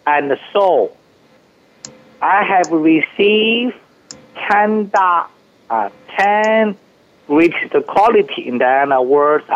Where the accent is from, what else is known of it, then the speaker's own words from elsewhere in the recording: China; moved away; I came from China